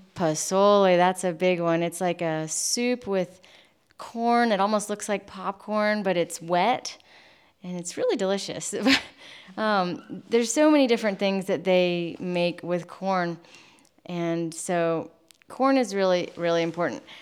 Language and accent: English; United States; moved away as an adult; now in Mexico; growing up in the United States